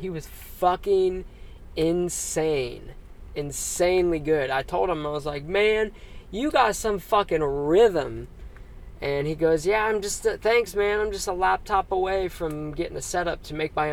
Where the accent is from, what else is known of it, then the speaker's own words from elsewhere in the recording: Dayton, Ohio, United States; I'm from Dayton, Ohio.